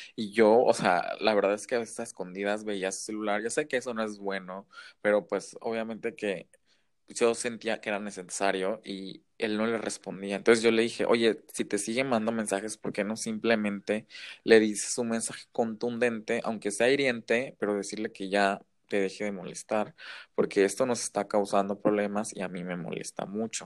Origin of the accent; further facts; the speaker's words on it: Mexico; also born or lived in Shanghai; soy mexicano